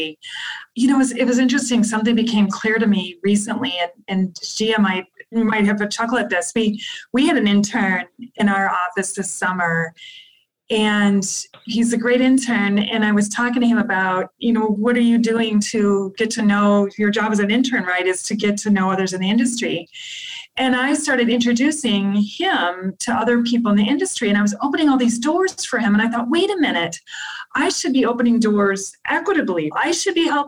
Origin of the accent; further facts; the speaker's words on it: Midwest, United States; I'm from the Midwest and we're very traditional.